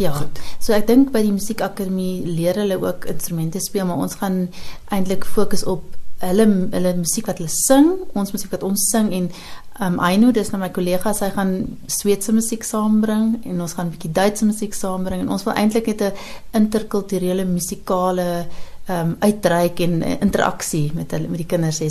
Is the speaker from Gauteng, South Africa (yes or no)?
yes; Pretoria, Gauteng, South Africa; now in Hamburg, Germany; ek kom natuurlik uit Pretoria, uit die oostelike deel van Pretoria